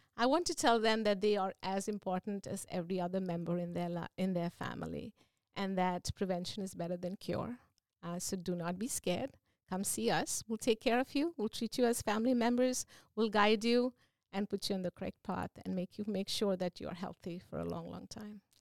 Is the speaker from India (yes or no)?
yes; India; moved away as an adult; also born or lived in Virginia, United States / New Jersey, United States; now in Seaford, United States; I am originally from India. I did my initial training there and I had an opportunity to come to the States